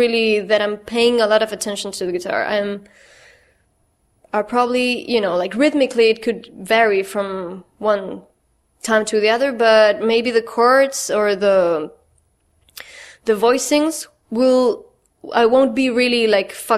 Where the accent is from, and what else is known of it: Chile; English is a second language; moved away as an adult; now in Brooklyn, United States